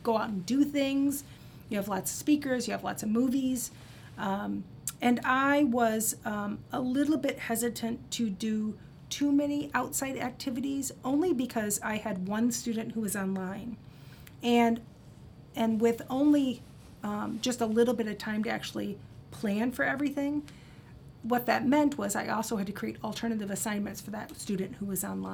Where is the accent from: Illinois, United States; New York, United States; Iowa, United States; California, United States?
Iowa, United States; Cedar Rapids; originally, I grew up in Cedar Rapids, Iowa